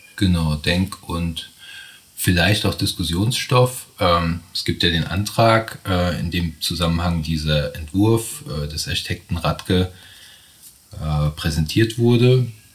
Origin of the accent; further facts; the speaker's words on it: Bad Kreuznach, Rhineland-Palatinate, Germany; moved away; also born or lived in Stuttgart; Habe mein Büro hier in Bad Kreuznach jahrelang in Stuttgart gelebt ähm, und bin jetzt seit 2016 mit meinem Partner Florian Lachenmann wieder zurück in meine alten Heimat